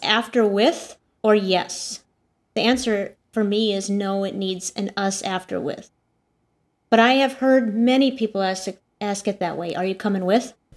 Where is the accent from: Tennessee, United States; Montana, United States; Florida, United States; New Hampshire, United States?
Montana, United States; moved away; I'm from Montana originally.